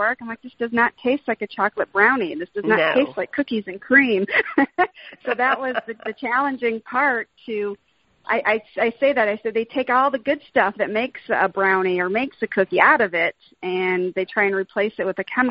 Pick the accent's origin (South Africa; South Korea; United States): United States; Detroit, Michigan; moved away as an adult; also born or lived in Ohio; I was born and raised here in Detroit, so we decided to come home back to my hometown